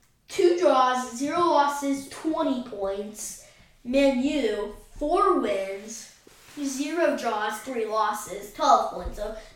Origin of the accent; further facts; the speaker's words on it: United States; we're from the United States of America